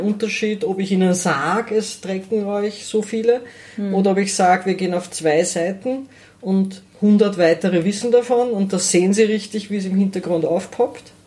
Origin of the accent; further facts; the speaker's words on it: Lower Austria, Austria; ich bin in, in, Niederösterreich, in der Nähe von Wien aufgewachsen, in einer mittelgroßen Stadt